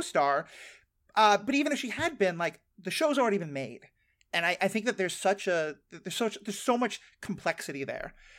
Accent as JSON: {"language": "English", "town": "New York City", "region": "New York", "country": "United States", "tie": "born or raised there", "said": "I grew up in New York City as the child of a Jewish father and a Jewish family."}